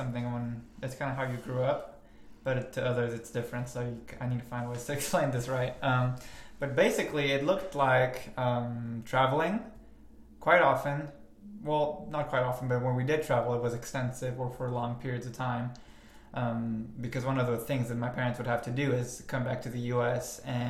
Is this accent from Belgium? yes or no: yes; Belgium; It was kind of interesting growing up in Belgium specifically, because like it's kind of like a hub, like a lot of people from all over the world end up in Brussels for some reason, so there wasn't like one set culture.